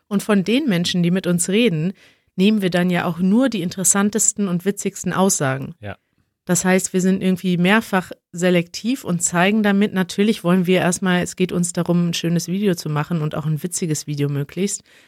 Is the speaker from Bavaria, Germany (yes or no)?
no; Münster, North Rhine-Westphalia, Germany; now in Berlin, Germany; wenn ich in Münster bin, in meiner Heimatstadt